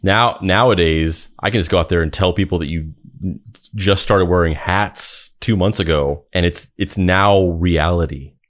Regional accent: Roswell, New Mexico, United States; I grew up in Roswell, fucking New Mexico. That is my hometown that I grew up

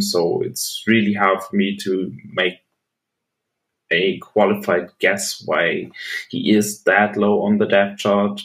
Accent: Bochum, North Rhine-Westphalia, Germany; a German football jersey uh, from my hometown team, the team I play for

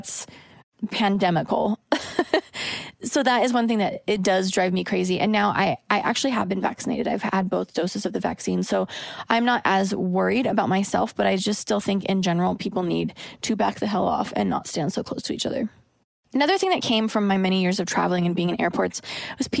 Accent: Oregon, United States; now in Los Angeles, United States; I'm from Oregon, where it's like the land of polite drivers.

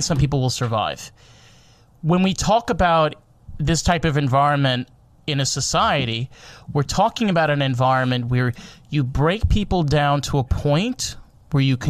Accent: Monsey, New York, United States; also born or lived in Suffern, New York; I grew up in Muncie, New York.

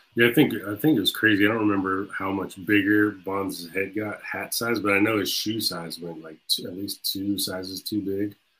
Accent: Jacksonville, Florida, United States; I'm from Jacksonville

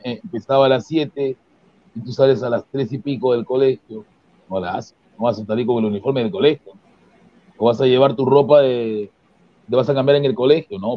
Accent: Peru; yo soy peruano

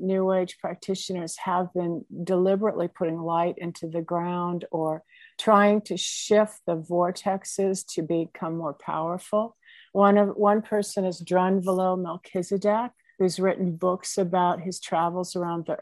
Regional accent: Indiana, United States; I come from Indiana on a farm

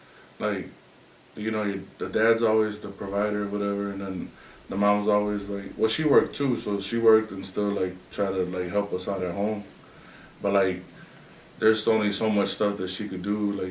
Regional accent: Aurora, United States; also born or lived in Durango (family); then I was born and raised in Aurora

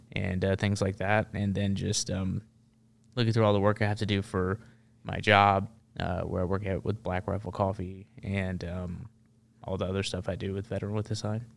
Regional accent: Memphis, Tennessee, United States; now in Nashville, United States; I grew up in Memphis, and that's a very um, interesting place to grow up.

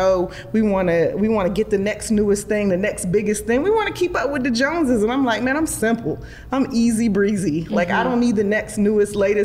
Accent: Charlotte, North Carolina, United States; also born or lived in Durham, North Carolina; I was raised in Charlotte. I was born actually in Durham

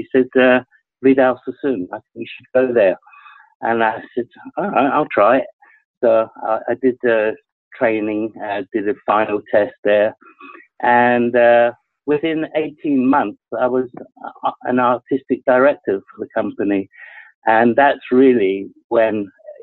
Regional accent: England, United Kingdom; also born or lived in Scotland; I was born in Scotland, moved down to England

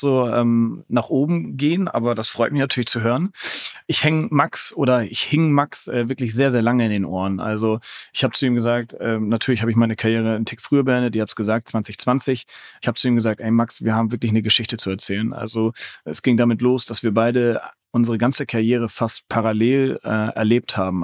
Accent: Hamburg, Germany; Hamburger Sportverein, natürlich meine Heimatstadt

